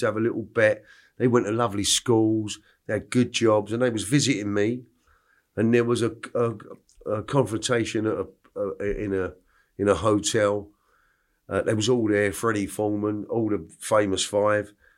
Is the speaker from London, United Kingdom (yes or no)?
yes; New Malden, London, United Kingdom; born or raised there; also born or lived in Clapham, London / Stockwell, London / Epsom, Surrey